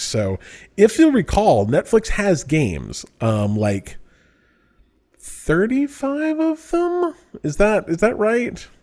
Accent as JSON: {"language": "English", "region": "Utah", "country": "United States", "moved": "yes", "said": "I'm from Utah"}